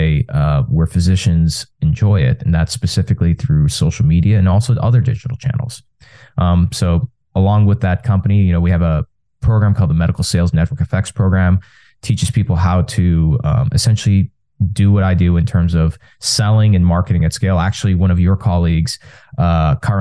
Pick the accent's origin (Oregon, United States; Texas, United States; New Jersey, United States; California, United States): Texas, United States; I was born and raised in Texas, first generation American